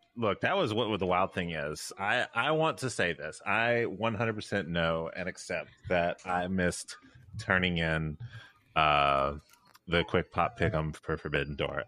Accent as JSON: {"language": "English", "town": "Memphis", "region": "Tennessee", "country": "United States", "said": "I'm from Memphis"}